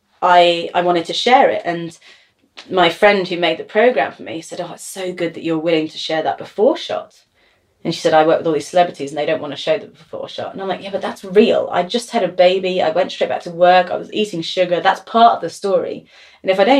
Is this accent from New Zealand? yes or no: no; London, United Kingdom; I'm from London